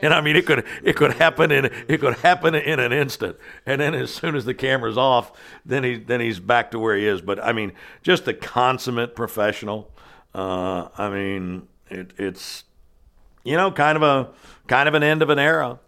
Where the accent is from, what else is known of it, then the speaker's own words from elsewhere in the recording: southwestern Ohio, United States; moved away as an adult; also born or lived in Washington, D.C.; now in Kentucky, United States; when I was growing up in my hometown in southwestern Ohio